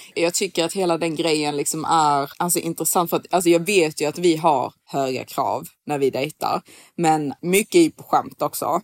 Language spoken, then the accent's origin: Swedish; Sweden; som svensk